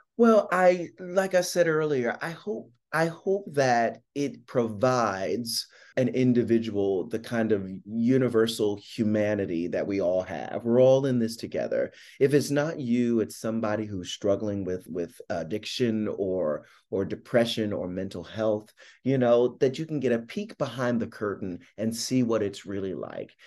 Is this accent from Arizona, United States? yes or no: no; Philadelphia, Pennsylvania, United States; I'm from Philadelphia, I grew up in South Philly